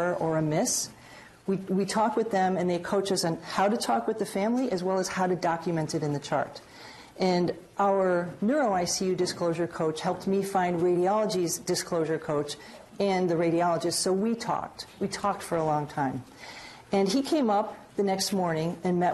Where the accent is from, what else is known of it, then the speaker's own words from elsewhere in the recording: Chicago, Illinois, United States; moved away as an adult; now in New England, United States; I'm from Chicago